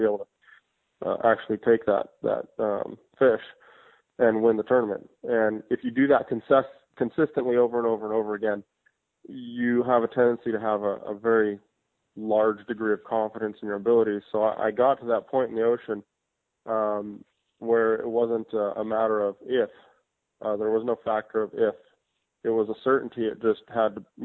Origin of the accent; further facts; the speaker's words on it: Hawaii, United States; I was born in Hawaii in 1978. And, you know, I was always raised around fishing for big blue marlin